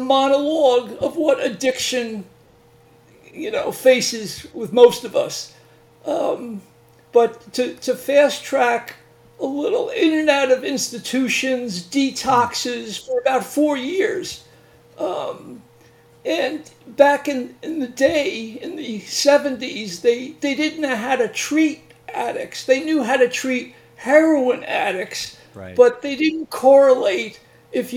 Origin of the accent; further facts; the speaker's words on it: Northeast Long Island, New York, United States; I'm from Long Island originally